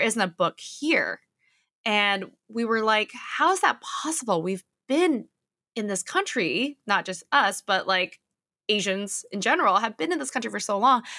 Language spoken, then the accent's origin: English; California, United States; also born or lived in Silicon Valley / Los Angeles; I'm California native, so born and raised here